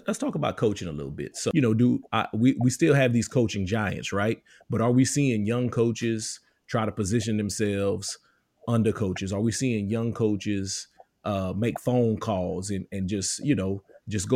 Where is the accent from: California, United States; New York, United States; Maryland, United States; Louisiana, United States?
Louisiana, United States; now in Texas, United States; I'm from Louisiana